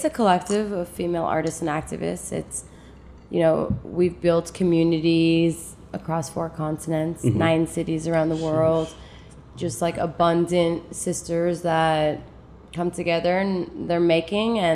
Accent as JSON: {"language": "English", "town": "Toronto", "region": "Ontario", "country": "Canada", "tie": "born or raised there", "also_born_or_lived": "Germany / Afghanistan", "moved": "as an adult", "lives_now": "New York, United States", "said": "I was born in Germany in that journey. And then we grew up in Canada, grew up in Toronto."}